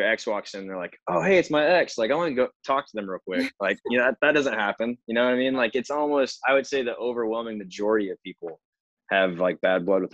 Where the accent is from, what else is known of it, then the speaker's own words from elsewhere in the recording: Canton, Illinois, United States; now in Nashville, United States; I'm from Central Illinois, little small farm town called Canton